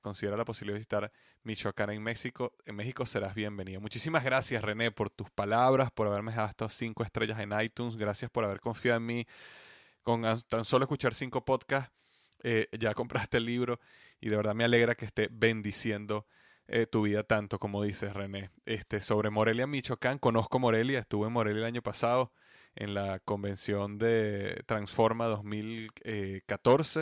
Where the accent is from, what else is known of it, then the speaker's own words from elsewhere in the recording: Venezuela; mi país, Venezuela